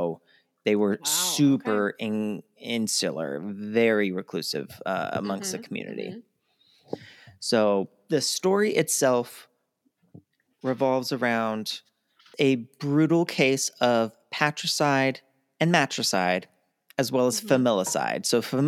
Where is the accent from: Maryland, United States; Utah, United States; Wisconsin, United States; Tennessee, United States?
Maryland, United States; Baltimore; I know we come from Baltimore where there's 300 annually.